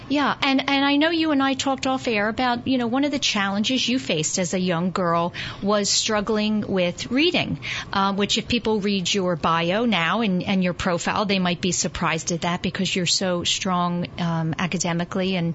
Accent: New York City, New York, United States; I, was born and raised in Greenwich Village, New

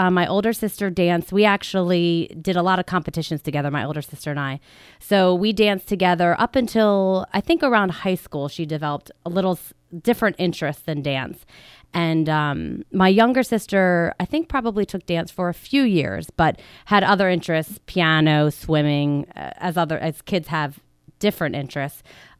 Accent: Drexel Hill, Pennsylvania, United States; Yes, I grew up in Drexel Hill, so right in the Delaware County area, and I went to high school, to Upper Darby High School, and to college at Temple University. So I am a local girl

